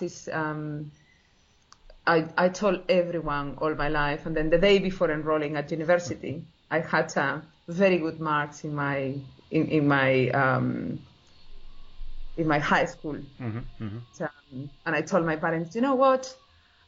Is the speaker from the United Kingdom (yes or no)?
no; Spain; moved away as an adult; also born or lived in Portugal; now in Sydney, Australia; originally from Spain and I did my PhD in Portugal